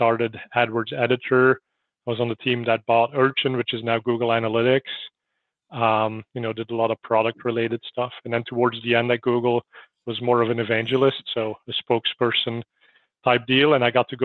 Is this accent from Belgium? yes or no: yes; Belgium; also born or lived in San Francisco Bay Area; now in United States; I'm originally from Belgium.